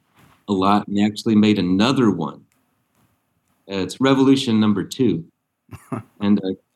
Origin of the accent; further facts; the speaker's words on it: United States; now in Le Mas-d'Azil, France; I'm an American, but I'm in France.